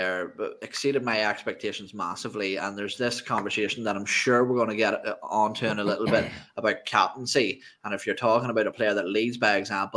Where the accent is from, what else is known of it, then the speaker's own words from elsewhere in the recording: Ireland; I'm Irish